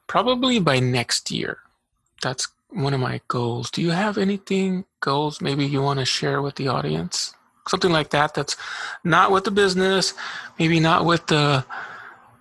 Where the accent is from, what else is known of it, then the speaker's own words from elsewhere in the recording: Eloy, Arizona, United States; also born or lived in Casa Grande, Arizona; now in Tucson, United States; I grew up in Eloy, so I know that area very well